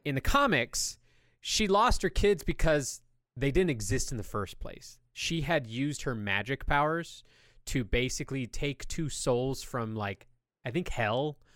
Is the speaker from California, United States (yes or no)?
yes; California, United States; I grew up in California